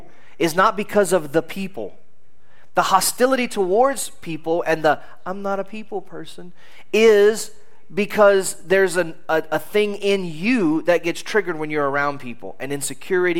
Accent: United States; as an American.

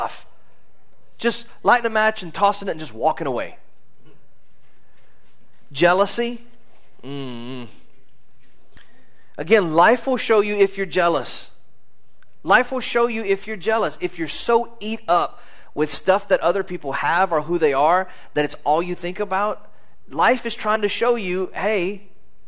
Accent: United States; as an American.

